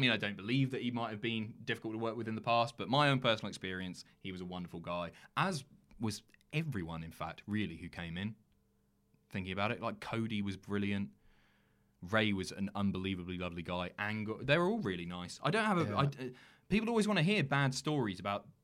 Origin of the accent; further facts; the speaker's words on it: United Kingdom; also born or lived in London; now in North of England, United Kingdom; I'm from an island right at the bottom of the UK